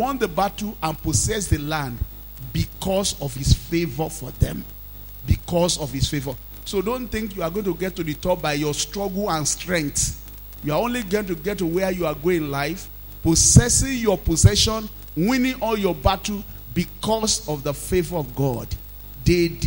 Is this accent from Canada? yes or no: no; Nigeria; being a Nigerian, staying in Nigeria, and being in this part of the world